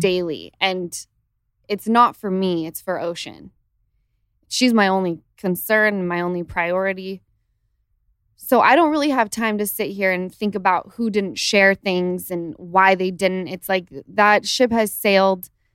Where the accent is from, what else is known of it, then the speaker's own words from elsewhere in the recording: Utah, United States; now in Los Angeles, United States; Since the time I lived in Utah